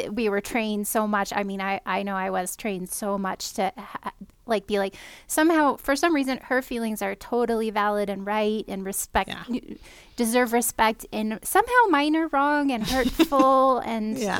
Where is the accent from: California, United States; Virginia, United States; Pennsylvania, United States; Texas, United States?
California, United States; moved away; I am from California originally